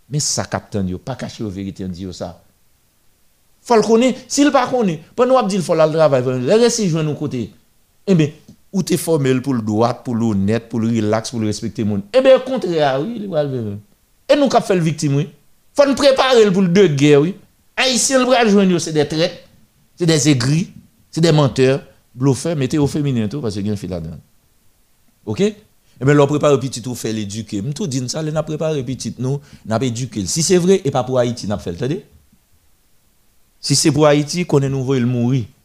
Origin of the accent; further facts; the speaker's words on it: Guinea; Je viens de Guinée, je suis bon temps en Guinée